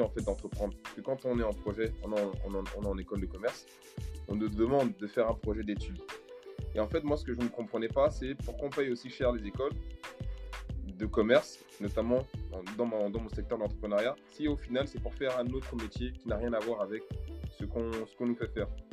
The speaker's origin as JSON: {"language": "French", "country": "Cameroon", "tie": "born or raised there", "moved": "as an adult", "lives_now": "France", "said": "Je suis originaire du Cameroun. Je suis arrivé en France il y a à peu près 15 ans de cela. J'ai 35 ans"}